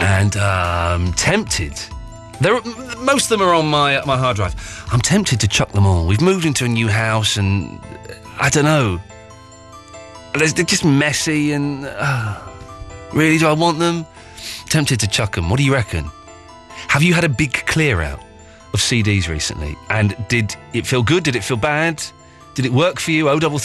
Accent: England, United Kingdom; I'm English

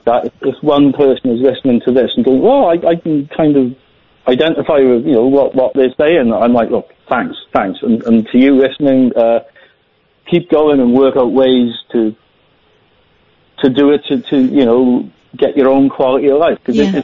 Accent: Wales, United Kingdom; accent: Welsh; If I can say, I work in Wales. My accent's a bit Welsh. I work for Welsh government.

